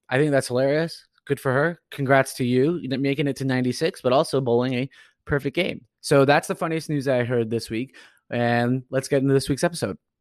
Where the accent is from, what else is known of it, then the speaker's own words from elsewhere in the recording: Orange County, California, United States; now in Boston, United States; I'm originally from Orange County, California